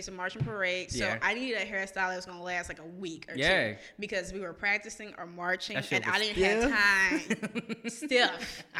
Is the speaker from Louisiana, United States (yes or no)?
yes; New Orleans, Louisiana, United States; now in Jackson, United States; I'm originally from the 9th Ward, kind of grew up in the 7th Ward, kind okay. of. So I am from Roger Williams.